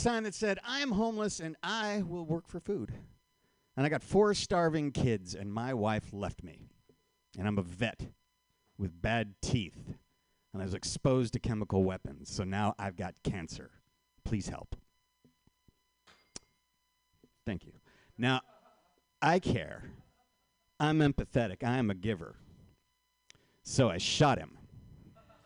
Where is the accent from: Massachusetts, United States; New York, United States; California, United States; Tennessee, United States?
California, United States; Marin County; also born or lived in San Francisco; I was raised in Marin County